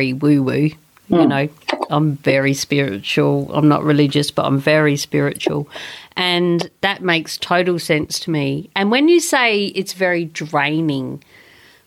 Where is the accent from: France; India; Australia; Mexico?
Australia; South Australia; moved away; also born or lived in Sunshine Coast; I'm from South Australia